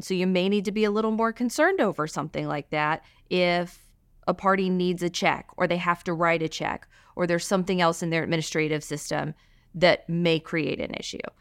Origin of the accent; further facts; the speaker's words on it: Alabama, United States; moved away as an adult; also born or lived in Virginia; now in Boston, United States; I'm from Alabama